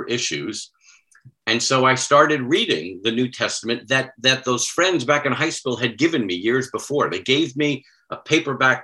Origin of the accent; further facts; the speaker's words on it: near North Babylon, Long Island, New York, United States; moved away; I grew up not far from North Babylon